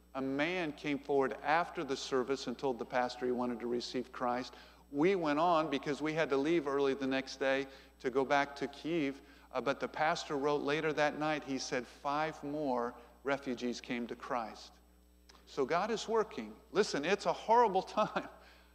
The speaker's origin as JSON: {"language": "English", "country": "United States", "said": "I'm from America."}